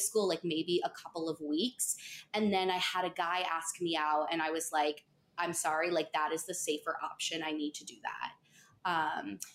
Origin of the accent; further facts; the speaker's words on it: Pelham, New York, United States; I'm from Pelham. I literally still live there